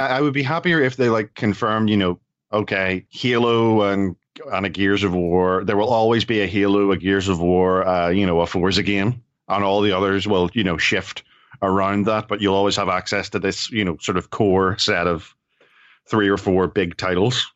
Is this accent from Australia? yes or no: no; Ireland; I'm Irish.